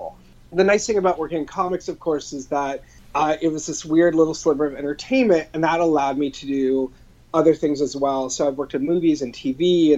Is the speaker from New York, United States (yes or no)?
no; Long Beach, California, United States; also born or lived in Los Angeles; I was born and raised in Southern California in Los Angeles and south of Los Angeles in Long Beach.